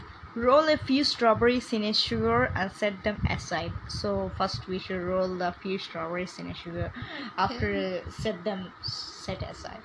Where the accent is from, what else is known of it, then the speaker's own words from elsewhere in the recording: Bangalore, Karnataka, India; I'm from Bangalore.